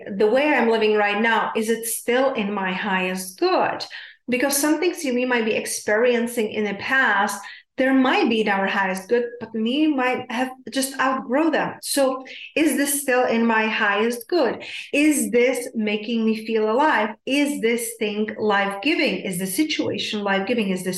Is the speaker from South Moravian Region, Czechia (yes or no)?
yes; South Moravian Region, Czechia; I'm from Czech Republic, South Moravia